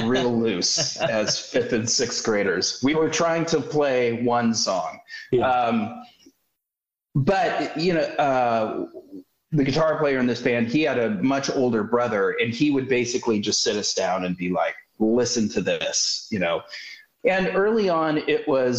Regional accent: Minneapolis, Minnesota, United States; So I was born in 71 in Minneapolis, Minnesota, which I'm so grateful that, as luck would have it, I was growing up, you know, coming of age in that town at that time

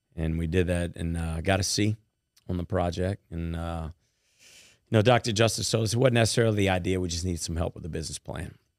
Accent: White Castle, Louisiana, United States; where I was born and raised in White Castle, Louisiana.

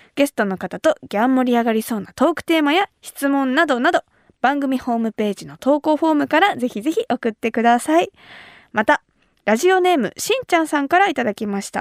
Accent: Kumamoto, Japan; moved away; 私熊本出身

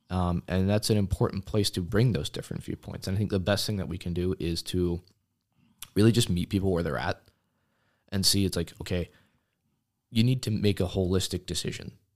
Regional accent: Washington, District of Columbia, United States; moved away as an adult; now in Oshkosh, United States; I was actually born, and my two sisters, they were born in the DC area, but I've been coming up to this area in one way or another since I was a baby.

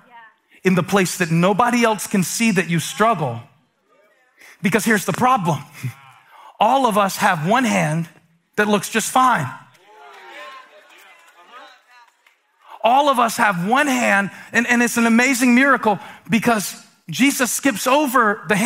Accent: Moncks Corner, South Carolina, United States; moved away; I'm from Monk's Corner, South Carolina.

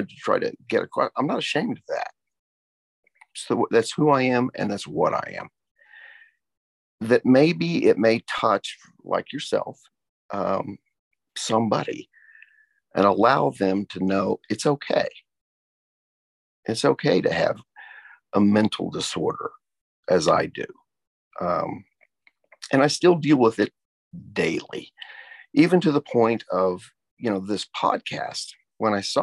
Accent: Tulsa, Oklahoma, United States; how much I love my hometown and how pleased that a former student is currently the mayor

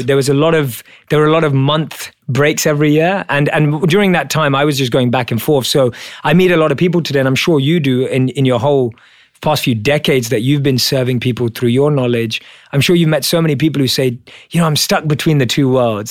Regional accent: London, United Kingdom; I was born and raised in London as a normal Indian kid

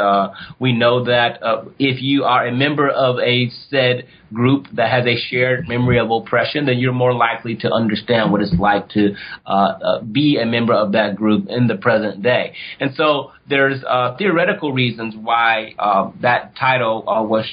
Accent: Ohio, United States; I'm from Ohio

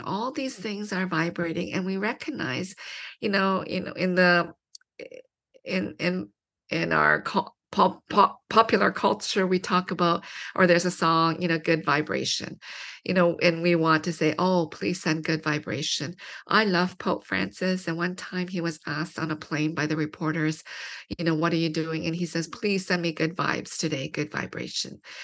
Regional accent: London, Ontario, Canada; I grew up in London, Ontario, which is a small city, two hours from Toronto.

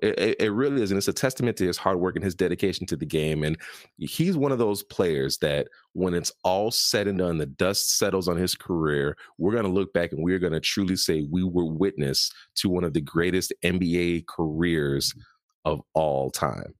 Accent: Chicago, Illinois, United States; I was born and raised in Chicago, Illinois

